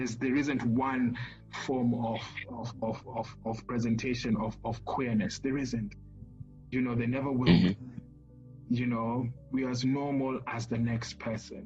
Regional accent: Kenya; a gay Kenyan

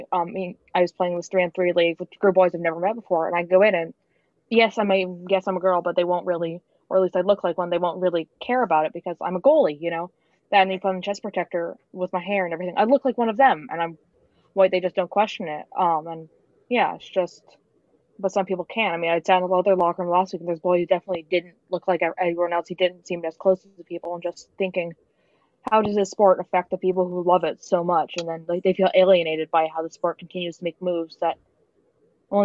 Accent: Boston, Massachusetts, United States; I'm from Boston, I'm a Bruins fan

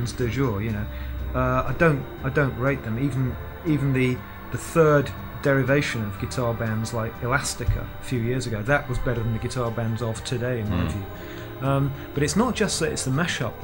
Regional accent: Manchester, North West England, United Kingdom; despite being a Mancunian

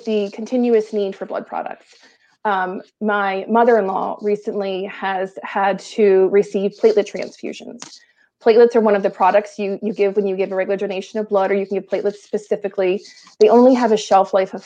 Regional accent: southeastern Pennsylvania, United States; also born or lived in Delaware County, Pennsylvania / Chester County, Pennsylvania / Bucks County, Pennsylvania; I'm very much southeastern Pennsylvania born and bred

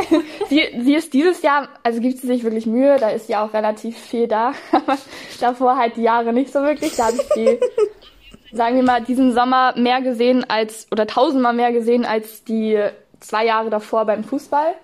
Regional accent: Northern Germany, Germany; moved away as an adult; also born or lived in Segeberg district / Hanover; wir kommen tatsächlich alle ursprünglich aus dem Norden

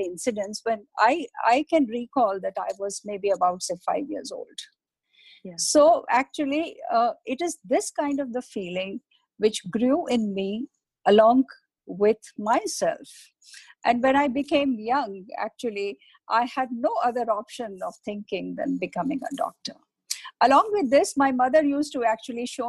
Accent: Jaipur, Rajasthan, India; I was brought up, I grew up in Jaipur, Rajasthan, basically. And that is where actually majority of my childhood was spent, in Rajasthan.

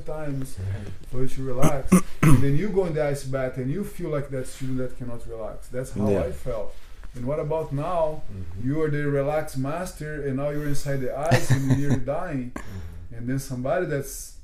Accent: Brazil; moved away; also born or lived in London; I'm from Brazil

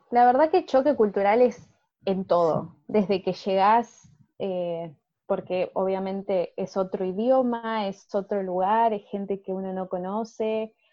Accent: Argentina; Bueno, eh, yo tengo 25 años, soy de Argentina.

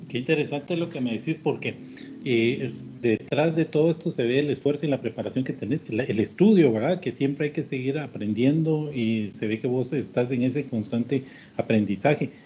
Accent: Guatemala; así somos los chapines

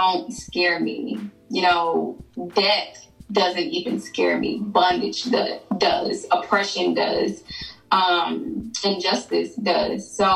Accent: Memphis, Tennessee, United States; now in Nashville, United States; I'm originally from Memphis

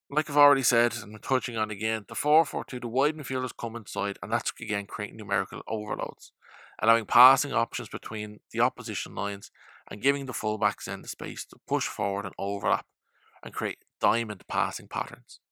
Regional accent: Ireland; as an Irishman

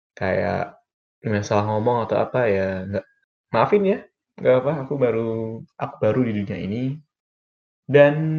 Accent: Demak, Central Java, Indonesia; moved away as an adult; now in Semarang, Indonesia; aku berasal dari Demak dan sekarang sedang tinggal di Semarang

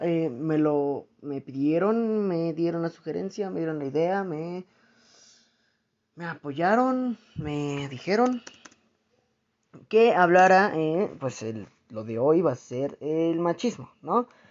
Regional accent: Mexico; en mi país, aquí en México, o al menos en mi región

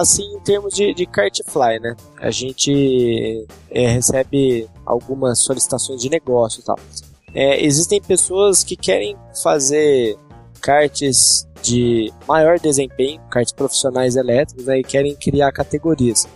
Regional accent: Campinas, São Paulo, Brazil; nós somos da cidade de Campinas

